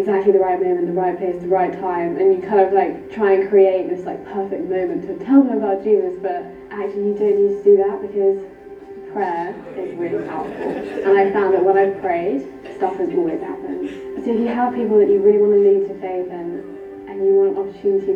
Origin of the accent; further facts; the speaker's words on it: Peterborough, East of England, United Kingdom; I'm from Peterborough.